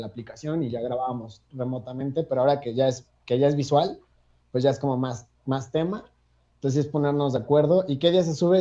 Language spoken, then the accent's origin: Spanish; Cuernavaca, Morelos, Mexico; moved away as an adult; now in Mexico City, Mexico; soy de Cuernavaca, Morelos, vivo en Ciudad de México desde hace siete años